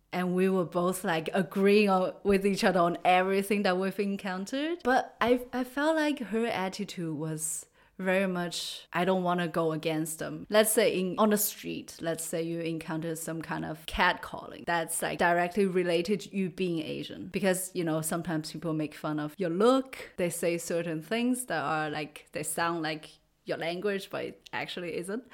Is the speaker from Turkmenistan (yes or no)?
no; China; English is a second language; moved away as an adult; also born or lived in United States / Canada / Austria / Germany; now in Freiburg, Germany; I grew up in China and lived there till I was twenty